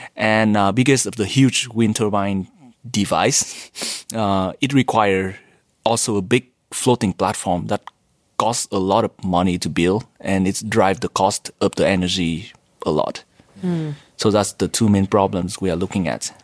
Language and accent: English; Vietnam; moved away as an adult; also born or lived in United States; now in Japan; Originally from Vietnam. After high school, I went to U S for my bachelor degree